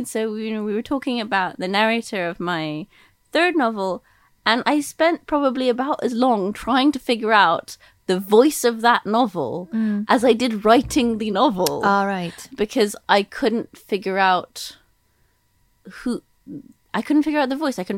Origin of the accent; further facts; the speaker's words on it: United Kingdom; accent: American; also born or lived in United States; I confusingly for listeners, I grew up in Britain.